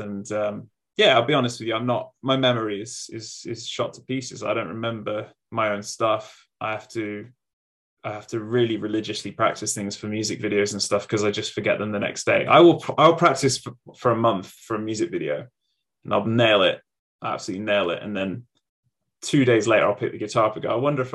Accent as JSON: {"language": "English", "region": "England", "country": "United Kingdom", "moved": "as an adult", "lives_now": "Melbourne, Australia", "said": "I'm very English, but I'm living in Melbourne."}